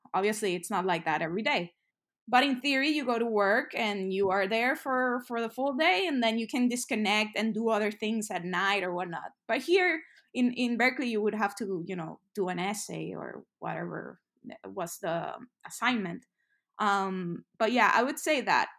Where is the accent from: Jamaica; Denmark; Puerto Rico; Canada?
Puerto Rico; San Juan; moved away as an adult; also born or lived in New York; I'm from San Juan, Puerto Rico, so the Caribbean. Um, and I lived, I'm, I'm right here in Puerto Rico right now for the holidays. So I, I lived here pretty much all my life until I was, like, eighteen